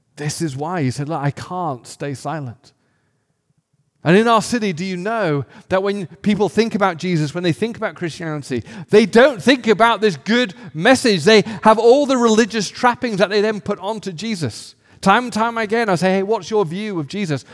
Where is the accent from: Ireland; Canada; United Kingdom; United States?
United Kingdom; England; I grew up in England where the predominant worldview was atheis-, atheism